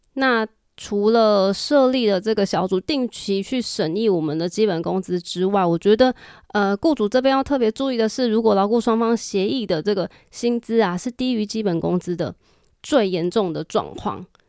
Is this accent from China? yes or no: no; Taiwan; 我们台湾这边